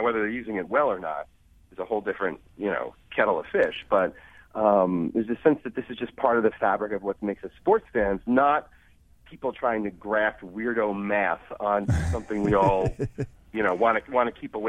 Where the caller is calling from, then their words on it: Montclair, New Jersey, United States; I am actually at home in lovely Montclair, New Jersey.